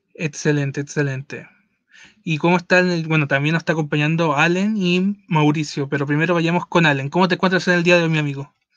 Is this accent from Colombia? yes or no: no; Mexico; hay en México, que hay en mi país